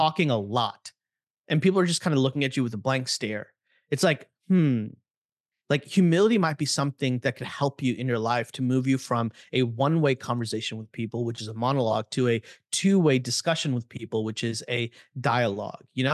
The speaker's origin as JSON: {"language": "English", "town": "Chicago", "region": "Illinois", "country": "United States", "tie": "born or raised there", "said": "I grew up in Chicago"}